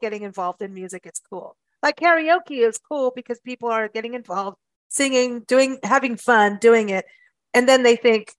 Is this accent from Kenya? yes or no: yes; Kenya; moved away; also born or lived in South Africa; I grew up in Kenya and South Africa in Kenya.